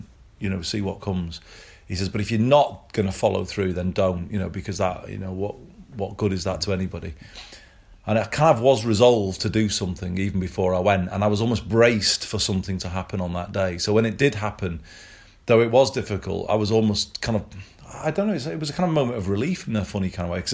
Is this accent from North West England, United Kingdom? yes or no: yes; Greater Manchester, North West England, United Kingdom; also born or lived in Liverpool / Formby; I was born in Liverpool, but age one, we left Formby and my dad got a job in Manchester. So I grew up in the area where I'm talking to you now